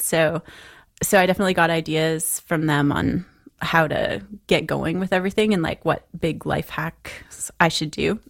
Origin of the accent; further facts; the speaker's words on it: London, Ontario, Canada; I grew up in London, Ontario